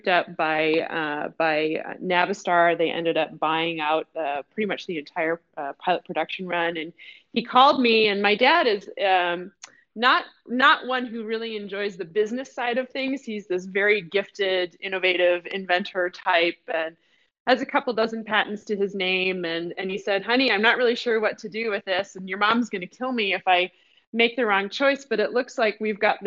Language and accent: English; Detroit, Michigan, United States; now in Seattle, United States; I am a Detroit born and bred girl. I grew up in Detroit.